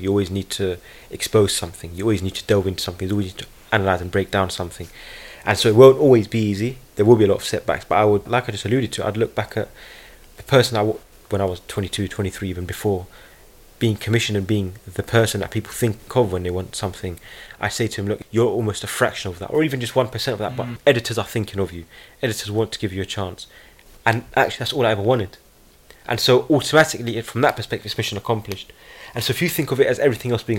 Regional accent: United Kingdom; being a British Palestinian voice

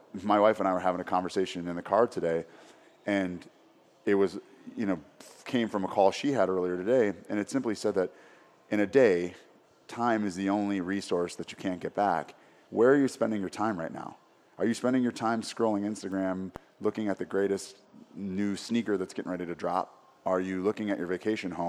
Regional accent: Minneapolis, Minnesota, United States; growing up in Minneapolis

